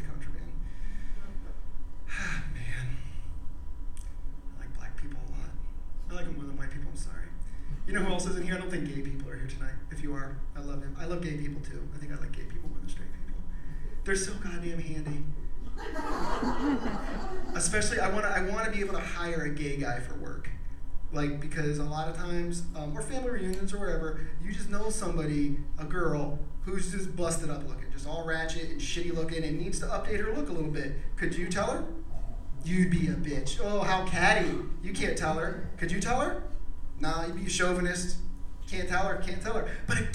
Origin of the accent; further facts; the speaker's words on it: Pennsylvania, United States; I'm from Pennsylvania